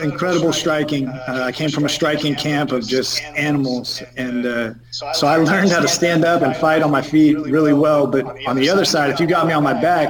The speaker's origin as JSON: {"language": "English", "town": "Fresno", "region": "California", "country": "United States", "tie": "born or raised there", "said": "in my hometown at the Save Mart Center"}